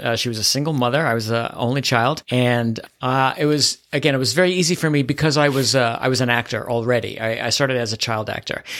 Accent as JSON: {"language": "English", "town": "New York City", "region": "New York", "country": "United States", "tie": "born or raised there", "also_born_or_lived": "Manhattan", "said": "I was born and raised in the Bronx"}